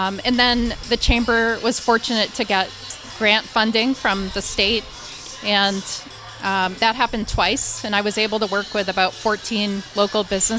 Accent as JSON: {"language": "English", "town": "Westwood", "region": "Massachusetts", "country": "United States", "tie": "born or raised there", "said": "I grew up in Westwood."}